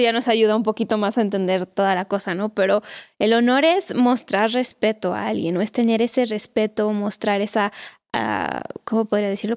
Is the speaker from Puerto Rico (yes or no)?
no; Mexico; los mexicanos tenemos una cultura muy cálida